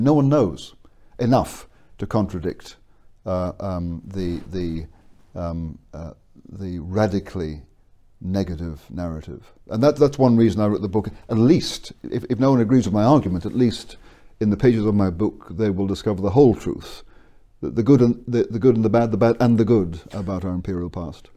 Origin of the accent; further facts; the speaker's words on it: England, United Kingdom; moved away; also born or lived in Scotland; I was born in Scotland and educated in England.